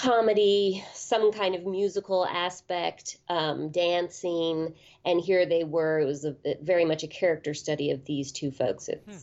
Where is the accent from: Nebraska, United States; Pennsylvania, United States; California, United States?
California, United States; Berkeley; I grew up in Berkeley, California in the 70s and 80s, and there were so many movie theaters there in a very small city of about maybe 120,000.